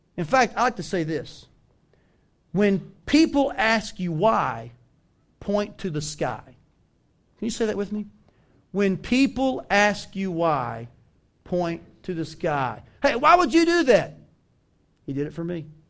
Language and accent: English; the South, United States; moved away as an adult; also born or lived in Washington State; now in Iowa, United States; I grew up in the South.